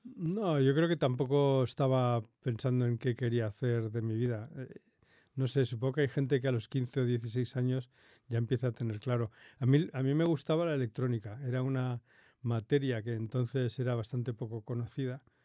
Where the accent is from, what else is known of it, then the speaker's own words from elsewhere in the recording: Madrid, Community of Madrid, Spain; yo nací, nací aquí en Madrid